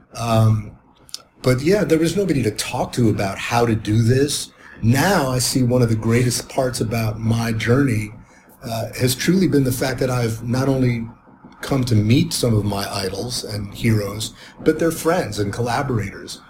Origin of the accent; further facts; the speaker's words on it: Cleveland, Ohio, United States; I was growing up in Cleveland in the 60s and early 70s